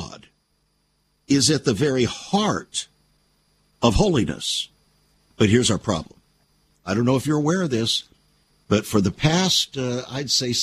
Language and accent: English; United States; us as American Christians